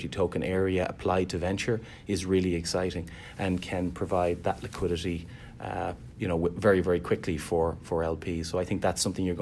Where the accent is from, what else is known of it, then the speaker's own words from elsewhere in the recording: Dublin, Leinster, Ireland; moved away as an adult; now in Boston, United States; I'm originally from Dublin, Ireland